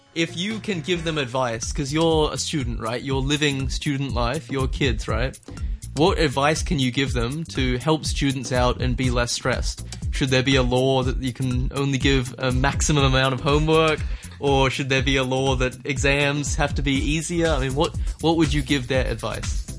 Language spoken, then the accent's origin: English; Australia; I'm Australian